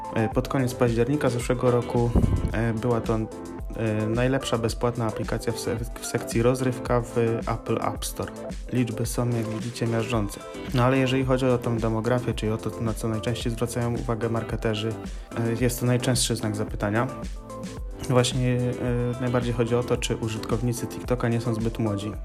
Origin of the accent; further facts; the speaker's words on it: Gorzów Wielkopolski, Lubusz Voivodeship, Poland; jestem z Gorzowa Wielkopolskiego.